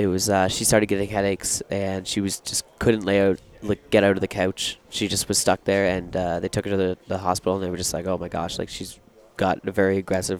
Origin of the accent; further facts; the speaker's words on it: Newmarket, Ontario, Canada; I grew up in a small town just outside Toronto, Canada, Newmarket.